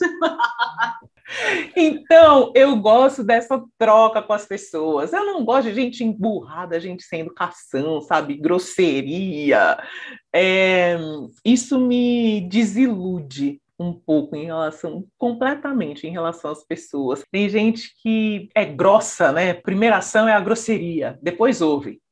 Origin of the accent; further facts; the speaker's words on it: São Paulo, Brazil; nasci, né? E cresci em São Paulo, capital